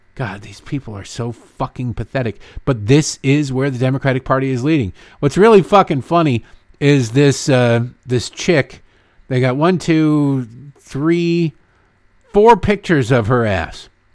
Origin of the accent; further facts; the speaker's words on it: United States; I'm an American